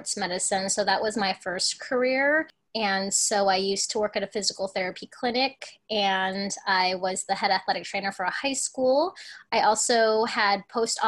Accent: Alaska, United States; also born or lived in Hong Kong; being born in Hong Kong, but growing up in Alaska

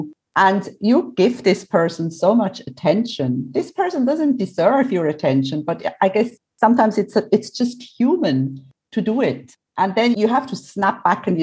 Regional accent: Switzerland; now in Cyprus; I'm originally from Switzerland. I love Switzerland. I love Switzerland because it's my home

